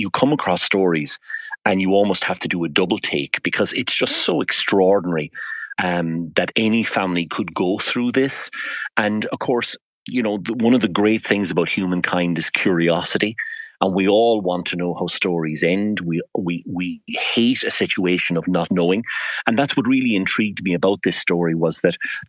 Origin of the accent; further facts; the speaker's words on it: Fermoy, Munster, Ireland; I'm from Fermoy in North Cork